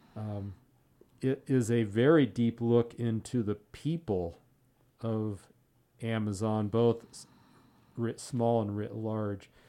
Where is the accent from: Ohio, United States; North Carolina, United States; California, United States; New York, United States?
California, United States; outside of Pasadena; I grew up outside of Pasadena